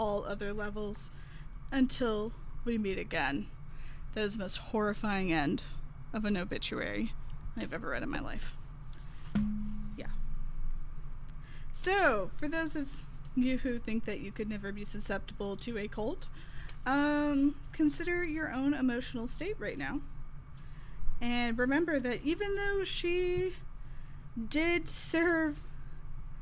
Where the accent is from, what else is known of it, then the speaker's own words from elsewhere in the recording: the South, United States; I am from the South